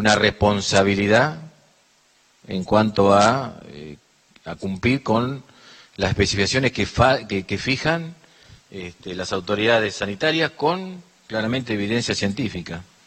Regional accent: La Pampa, Argentina; nosotros como pampeanos

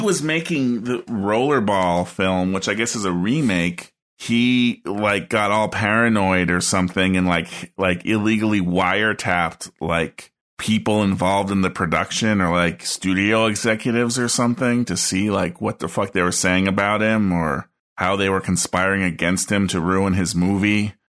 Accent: United States; I'm American and grew up in the eighties

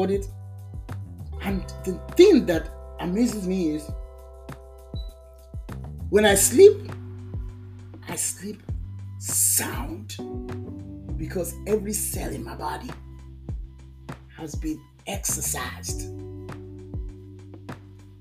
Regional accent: Lagos, Nigeria; moved away as an adult; now in United States; when I was walking the streets of Lagos, Nigeria, catching the bus

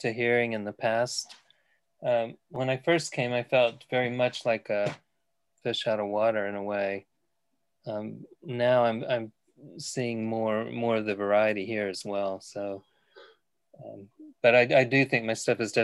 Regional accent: Texas, United States; moved away as an adult; now in New Mills, United Kingdom; I'm from Texas. I taught philosophy at a community college there until 2016 when I retired.

